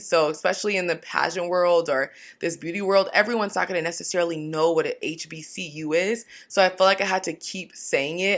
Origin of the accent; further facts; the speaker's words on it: Washington, United States; now in Orange County, United States; growing up in Washington, it's not like there was a lot of Black people everywhere. Now I live in Orange County